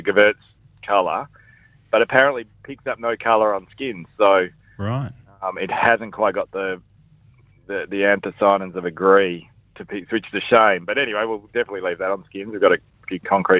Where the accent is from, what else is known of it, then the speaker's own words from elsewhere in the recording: Perth, Western Australia, Australia; also born or lived in Victoria; now in Margaret River, Australia; the move was pretty massive, even though we're from Perth